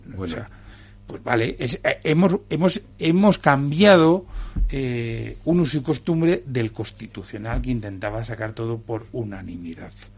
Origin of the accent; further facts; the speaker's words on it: Canary Islands, Spain; now in Madrid, Spain; yo tengo la la doble condición de ser eh, madrileño, que venimos de cualquier lado, y encima soy canario